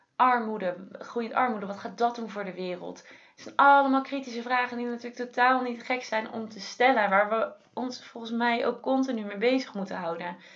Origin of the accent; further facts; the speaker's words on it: Netherlands; we juist als Nederlanders